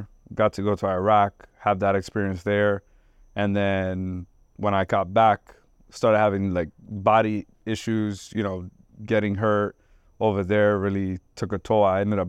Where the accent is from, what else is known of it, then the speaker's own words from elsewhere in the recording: Trenton, New Jersey, United States; moved away as an adult; also born or lived in Puerto Rico / Florida; now in Davie, Florida, United States; So I grew up in Trenton, New Jersey, and I was at a very critical age, 17